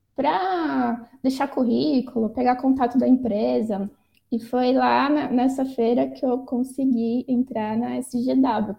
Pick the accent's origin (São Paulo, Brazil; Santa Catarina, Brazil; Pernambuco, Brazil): São Paulo, Brazil; also born or lived in Mato Grosso do Sul / Carapicuíba; eu cresci assim entre São Paulo, passei um pouquinho em Mato Grosso do Sul